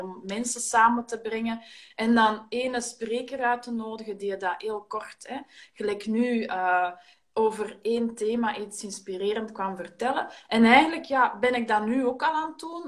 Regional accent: Antwerp, Flanders, Belgium; wij in Ekeren, wij, wij zijn ook van Antwerpen

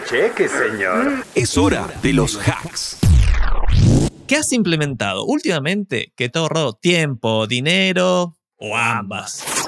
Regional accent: Argentina; Soy argentino

